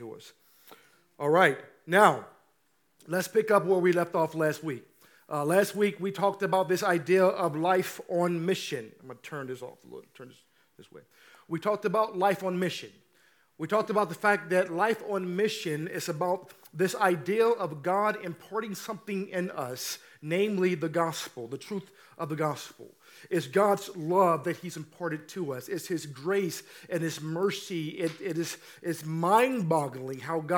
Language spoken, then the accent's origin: English; St. Louis, Missouri, United States; now in Oakland, United States; I'm from St. Louis, Missouri, born and raised